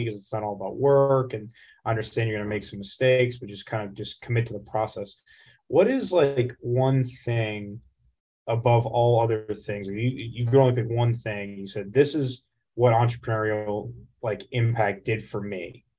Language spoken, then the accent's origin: English; Florida, United States; Like, I grew up in Florida.